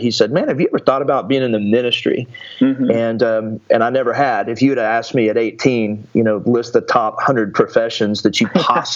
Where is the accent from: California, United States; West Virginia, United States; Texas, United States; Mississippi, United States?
Texas, United States; Athens; I was born in just a little small town in East Texas called Athens, Texas, and grew up there